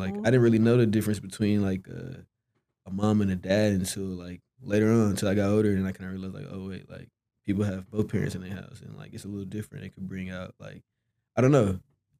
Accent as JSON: {"language": "English", "town": "Dallas", "region": "Texas", "country": "United States", "tie": "born or raised there", "said": "So I was raised obviously in Dallas, but I went to Duncanville High School for, well, like 2 years"}